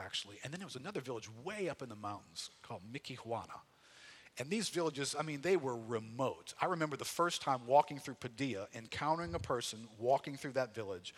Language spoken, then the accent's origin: English; United States; what struck me as an American was the pace of life